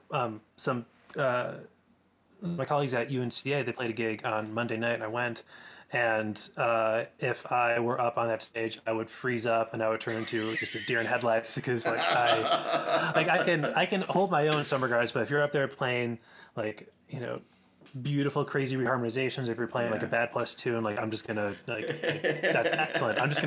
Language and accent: English; Rochester, New York, United States; moved away; also born or lived in Ithaca, New York; I growing up in Rochester, I was really lucky